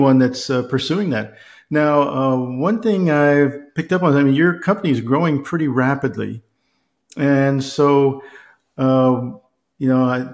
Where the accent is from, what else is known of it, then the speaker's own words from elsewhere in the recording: South Texas, United States; I grew up in South Texas